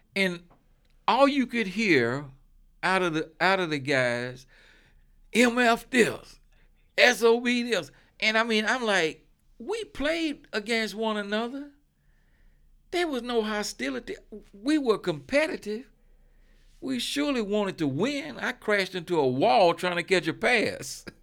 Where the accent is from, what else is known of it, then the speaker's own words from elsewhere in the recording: Charlotte, North Carolina, United States; I grew up in Charlotte